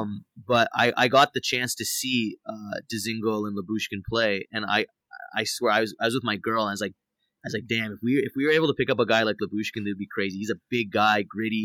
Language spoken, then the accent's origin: English; Toronto, Ontario, Canada; moved away as an adult; also born or lived in Los Angeles, United States; now in Las Vegas, United States; born and raised in Toronto, um, uh, moved to L A, uh, four years ago to pursue music